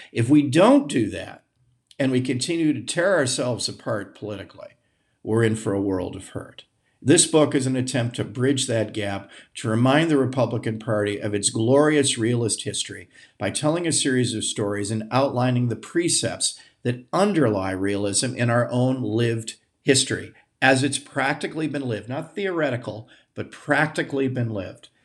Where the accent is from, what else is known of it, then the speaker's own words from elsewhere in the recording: United States; I'm an American